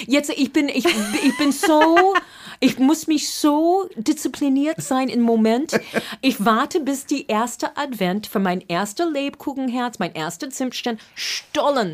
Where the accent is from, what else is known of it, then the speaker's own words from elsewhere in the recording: Boston, Massachusetts, United States; German is a second language; moved away as an adult; also born or lived in Cape Cod; now in Berlin, Germany; ich komme aus Boston